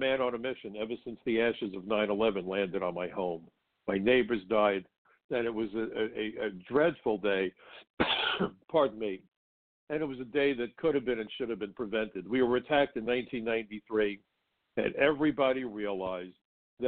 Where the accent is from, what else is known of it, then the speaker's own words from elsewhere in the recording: New York City, New York, United States; I grew up in Brooklyn, and Brooklyn's a tough place